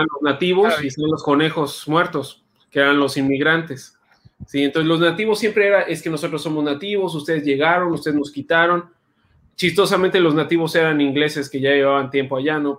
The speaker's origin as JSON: {"language": "Spanish", "region": "San Luis Potosí", "country": "Mexico", "moved": "yes", "lives_now": "Yucatán, Mexico", "said": "yo soy de San Luis Potosí"}